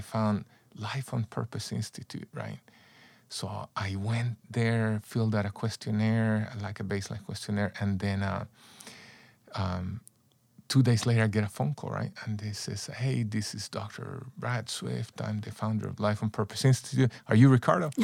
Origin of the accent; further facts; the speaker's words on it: San Salvador, El Salvador; also born or lived in Texas; now in United States; I grew up in El Salvador, Central America, and, uh, mostly in the city of San Salvador